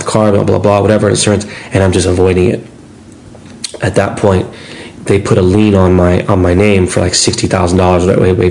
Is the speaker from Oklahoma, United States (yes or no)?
no; Los Angeles, California, United States; I'm an LA kid